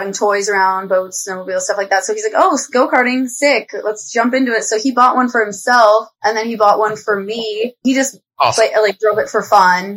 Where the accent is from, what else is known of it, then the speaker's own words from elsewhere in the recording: Arvada, Colorado, United States; I'm from Colorado originally, Arvada, Colorado. So it's kind of a suburb outside of Denver.